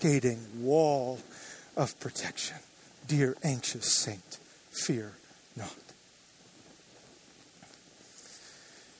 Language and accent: English; Joshua Tree, California, United States; now in Orange County, United States; I grew up in the Joshua Tree area